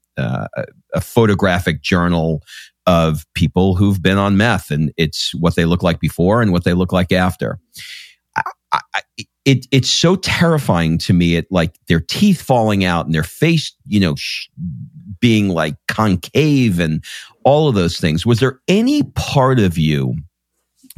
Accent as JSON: {"language": "English", "town": "New York City", "region": "New York", "country": "United States", "tie": "born or raised there", "said": "I grew up in Queens in New York"}